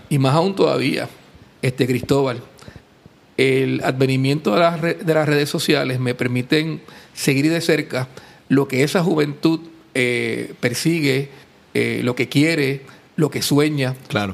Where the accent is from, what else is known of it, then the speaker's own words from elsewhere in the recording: Puerto Rico; now in Aguadilla, Puerto Rico; uno es boricua